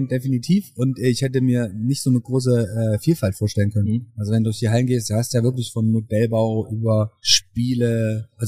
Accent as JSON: {"language": "German", "town": "Leipzig", "region": "Saxony", "country": "Germany", "said": "aus Leipzig tatsächlich."}